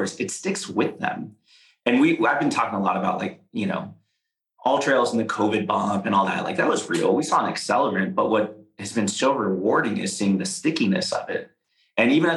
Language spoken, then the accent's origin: English; the Bay Area, California, United States; I live in the Bay. I grew up in the Bay.